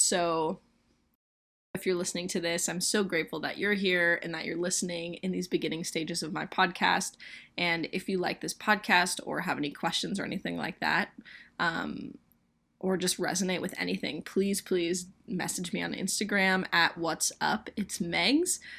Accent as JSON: {"language": "English", "region": "Colorado", "country": "United States", "also_born_or_lived": "Prince of Wales Island, Alaska", "moved": "yes", "lives_now": "Oregon, United States", "said": "I'm from Colorado, and I currently live in Oregon"}